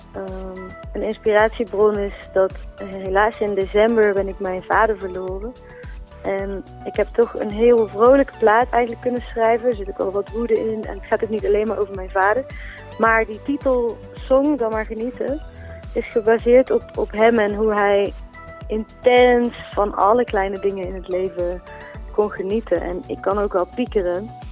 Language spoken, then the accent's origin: Dutch; Eindhoven, North Brabant, Netherlands; accent: zachte G; uit Eindhoven